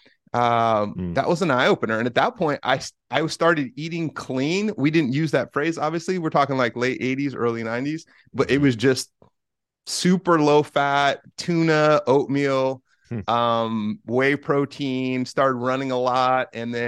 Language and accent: English; Bay Area, Northern California, United States; now in Washington, United States; I grew up in Northern California in the Bay Area.